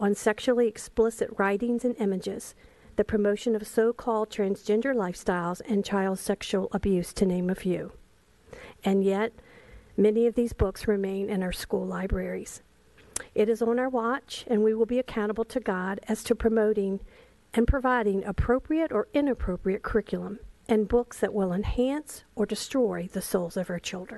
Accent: Chesapeake, Virginia, United States; I'm from Chesapeake, Virginia

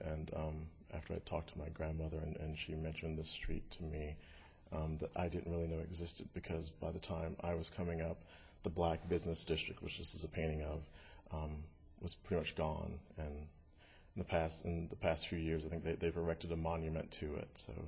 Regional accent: Milledgeville, Georgia, United States; This book is about my hometown, Milledgeville, Georgia.

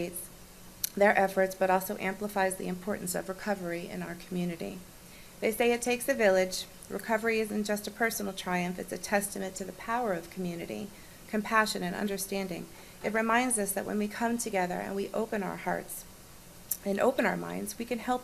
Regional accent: Broward County, Florida, United States; I was born and raised in Broward County

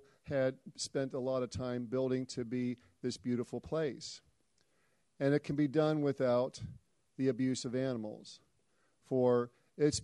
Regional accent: Sonoma County, California, United States; I'm from Sonoma County

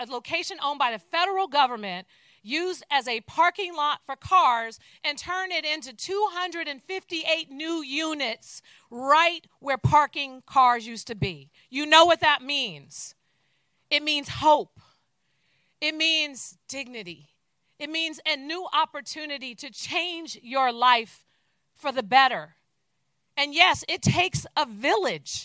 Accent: San Francisco, California, United States; I too was born and raised in San Francisco. And I was born and raised in the Fillmore community

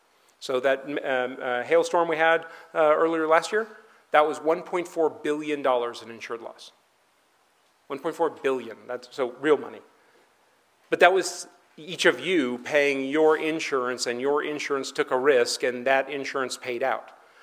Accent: California, United States; now in Denver, United States; I came from California.

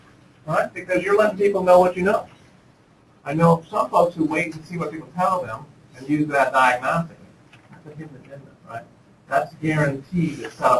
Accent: Speedway, Indiana, United States; moved away; also born or lived in Chicago / Ottawa; when I was growing up in Speedway, Indiana, I went to basketball practice

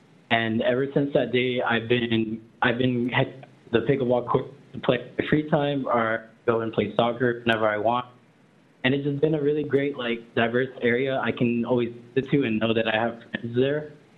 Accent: California, United States; now in San Francisco, United States; So I come from San Bernardino County and like 8 hours away. And I've only come here in the SF area for about 5 months

